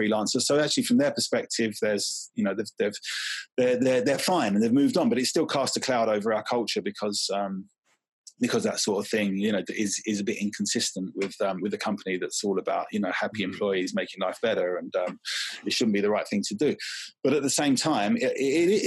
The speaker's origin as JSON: {"language": "English", "town": "Southend-on-Sea", "region": "East of England", "country": "United Kingdom", "tie": "born or raised there", "said": "We grew up in Southeast Essex near Southend"}